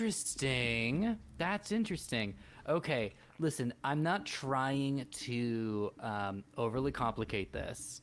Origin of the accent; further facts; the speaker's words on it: California, United States; we are from California